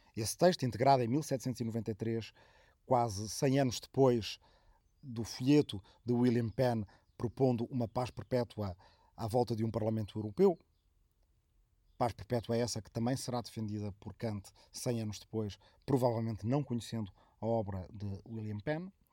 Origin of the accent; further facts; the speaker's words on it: Arrifana, Santarém District, Portugal; moved away; minha aldeia de origem de Arrifana, no Ribatejo